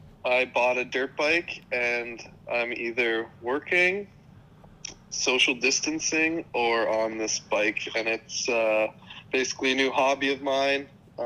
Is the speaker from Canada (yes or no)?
yes; Port Credit, Ontario, Canada; I was born in Port Credit, Ontario, Canada. Went to high school with you, obviously, at Port Credit.